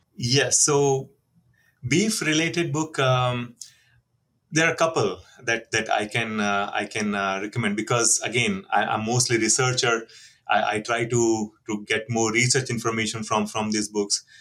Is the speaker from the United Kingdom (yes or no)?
no; India; moved away; I'm from India